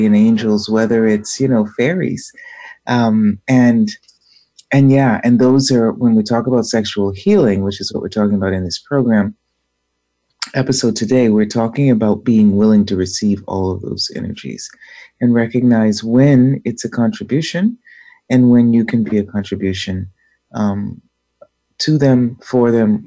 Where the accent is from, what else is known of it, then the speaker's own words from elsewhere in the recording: Boston, Massachusetts, United States; moved away; I'm from Boston